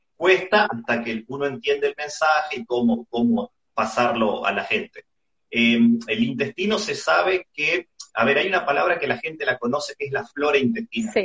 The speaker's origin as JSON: {"language": "Spanish", "country": "Argentina", "said": "como argentino a mí me llena de orgullo"}